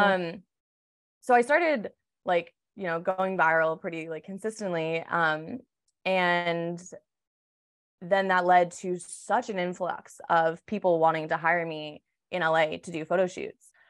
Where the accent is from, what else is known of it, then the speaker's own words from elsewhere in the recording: Massachusetts, United States; moved away as an adult; also born or lived in California; now in Los Angeles, United States; I grew up in Massachusetts and I came out to California for school, um, about ten years ago